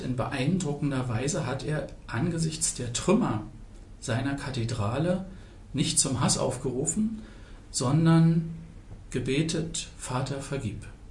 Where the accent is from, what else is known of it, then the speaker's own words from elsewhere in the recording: Potsdam, Brandenburg, Germany; Ich bin 1968 in Potsdam geboren